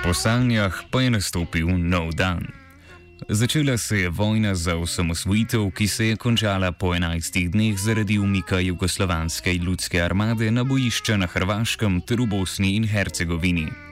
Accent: Slovenia; smo Slovenci

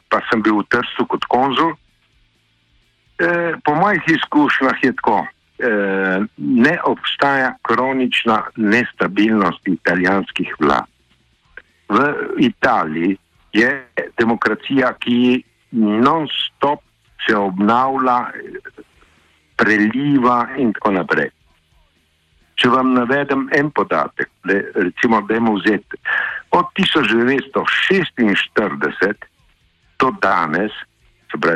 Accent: Piran, Slovenian Littoral, Slovenia; jaz sem iz Pirana

